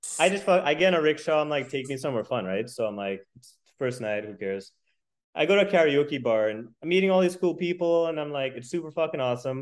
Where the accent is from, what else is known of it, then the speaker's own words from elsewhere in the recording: United States; I'm American